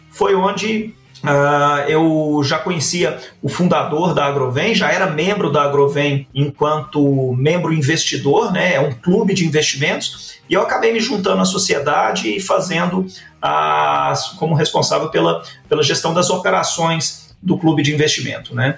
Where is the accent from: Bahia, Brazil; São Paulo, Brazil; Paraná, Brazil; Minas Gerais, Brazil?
Minas Gerais, Brazil; Uberlândia; sou aqui de, do Triângulo Mineiro, sou de Uberlândia